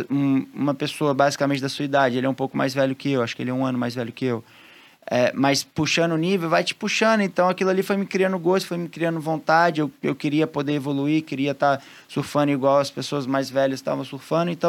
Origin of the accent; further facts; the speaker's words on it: Rio de Janeiro, Brazil; also born or lived in Espírito Santo; Eu, eu sou do Rio de Janeiro, né? Eu vim do Espírito Santo com oito anos.